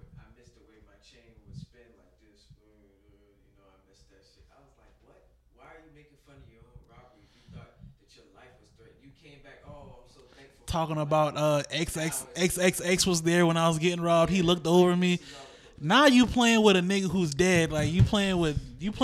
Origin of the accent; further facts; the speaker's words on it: Charleston, United States; I'm from Charleston